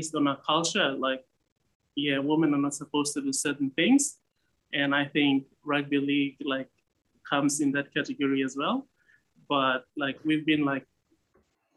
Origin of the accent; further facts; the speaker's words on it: Papua New Guinea highlands, Papua New Guinea; moved away as an adult; now in Australia; I was born in Nipah, and yeah, my dad was a police officer there. It was a station commander at the place. Like I grew up in the highlands